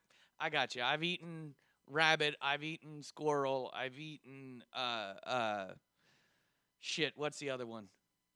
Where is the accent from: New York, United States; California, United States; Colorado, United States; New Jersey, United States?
California, United States; born there; also born or lived in Oklahoma; because I was born in California. I lived in Oklahoma and then I moved down here.